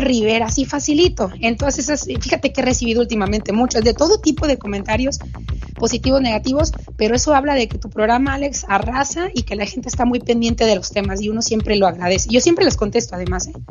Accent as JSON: {"language": "Spanish", "country": "Mexico", "said": "en mi país"}